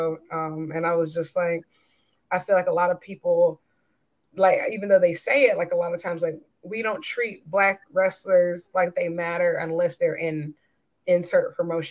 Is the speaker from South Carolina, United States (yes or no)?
yes; South Carolina, United States; I'm from South Carolina